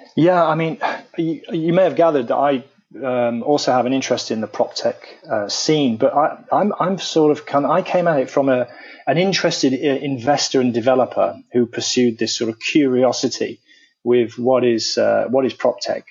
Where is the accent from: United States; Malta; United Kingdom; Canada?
United Kingdom; accent: British; my accent being British